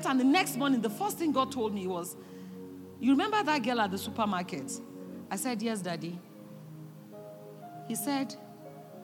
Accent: Nigeria; So even Nigerians, as small as our land masses, we are larger in number than Russia

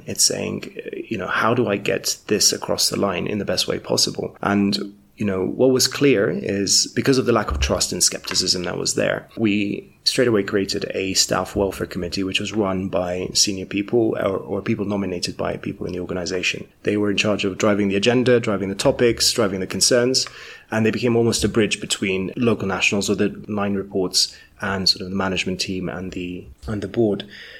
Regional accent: Kenya; also born or lived in United Kingdom; For me, you know, as a Kenyan, I hadn't worked in Kenya professionally, so I'd worked in the UK before.

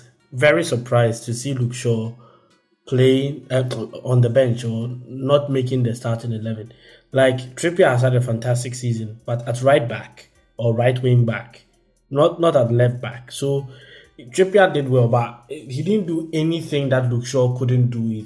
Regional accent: Belgium; I was born in Belgium

